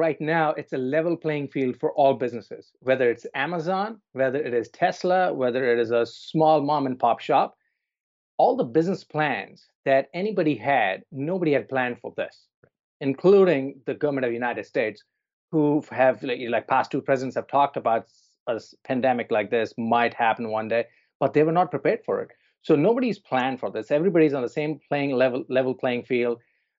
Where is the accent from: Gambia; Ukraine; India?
India; also born or lived in New Zealand / Toronto; now in Vancouver, Canada; I'm originally from India, grew up there, and then I'm lived in New Zealand for many years. And then I've lived in Toronto, and I'm in Vancouver now.